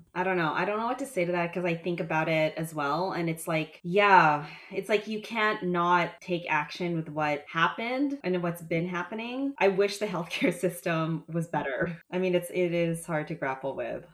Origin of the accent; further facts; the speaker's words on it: Canada; as a Canadian